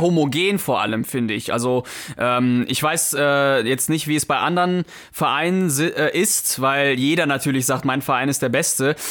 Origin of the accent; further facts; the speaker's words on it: Mönchengladbach, North Rhine-Westphalia, Germany; wir kommen ja ich jedenfalls aus Mönchengladbach